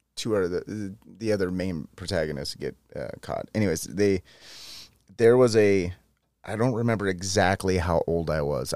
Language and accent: English; San Joaquin Valley, Central California, United States; moved away; my hometown, which is in Central California, in the San Joaquin Valley